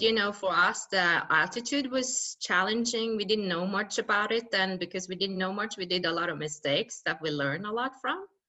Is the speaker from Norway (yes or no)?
yes; west coast of Norway, Western Norway, Norway; I come from the west coast of Norway and I grew up in a small village called Bottenfjord